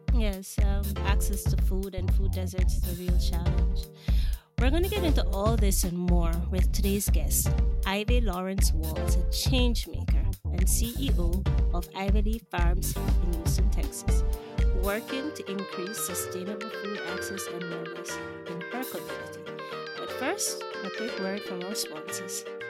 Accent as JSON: {"language": "English", "country": "Jamaica", "tie": "born or raised there", "also_born_or_lived": "Washington, D.C., United States", "moved": "as an adult", "said": "I grew up in Jamaica"}